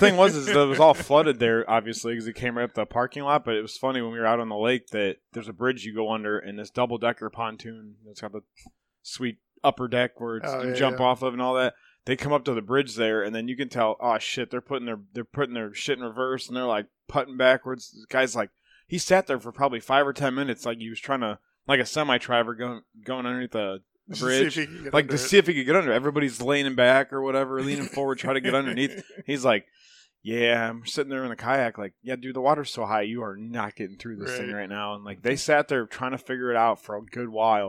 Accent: Chippewa Lake, United States; I grew up on Chippewa Lake, and that's what we did when we take my uncles out there.

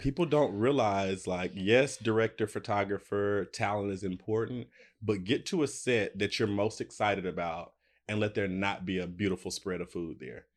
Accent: United States; moved away as an adult; now in Los Angeles, United States; I'm from Alabama, Tennessee, right on the Alabama, Tennessee line, and I moved to L A maybe twelve years ago

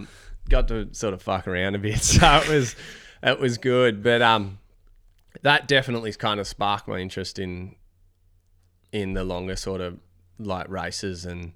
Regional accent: Victoria, Australia; I'm from Victoria

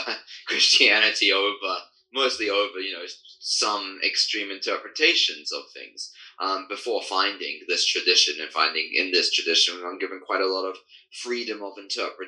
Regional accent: United Kingdom; British born, coming from a line of Anglican priests, actually, and throughout my family history, but being raised in a Baptist

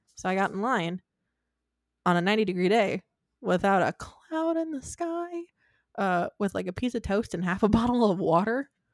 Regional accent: Michigan, United States; also born or lived in Arizona; when I was three, four, I don't know, whatever we moved from Arizona to Michigan

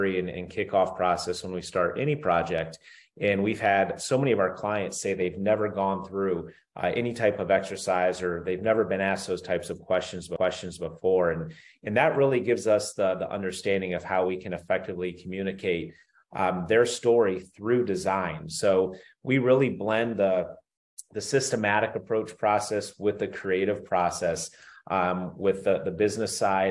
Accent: Northeast Ohio, United States; I grew up in Northeast Ohio

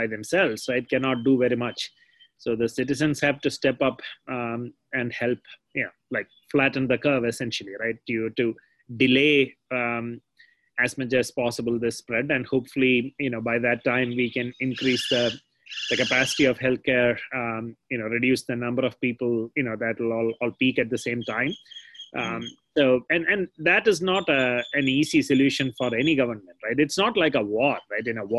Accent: Kerala, India; now in United States; the one state where I grew up in Kerala

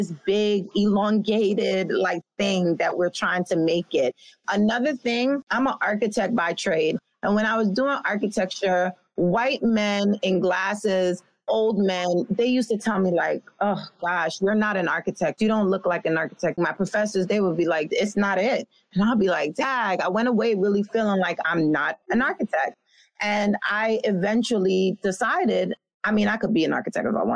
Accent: New York City, New York, United States; I come from a place from Brooklyn, New York, with a real street team mentality

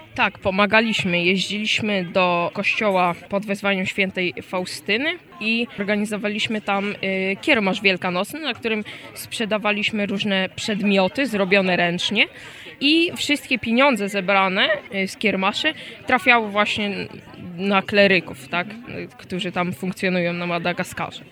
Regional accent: Diocese of Włocławek, Kuyavian-Pomeranian Voivodeship, Poland; mam 12 lat i pochodzę z diecezji włocławskiej

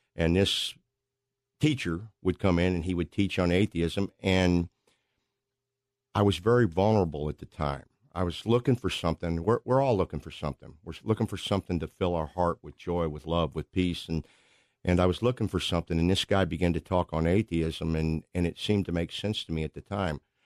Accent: Pacific, Missouri, United States; I grew up in Pacific, Missouri. That's a suburb of Saint Louis.

